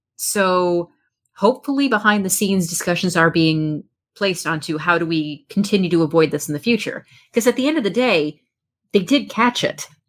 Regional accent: United States; as an American fan

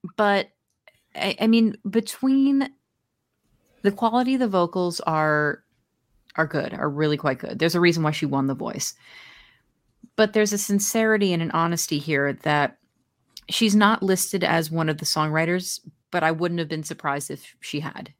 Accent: New Jersey, United States; born and raised in my home state of New Jersey

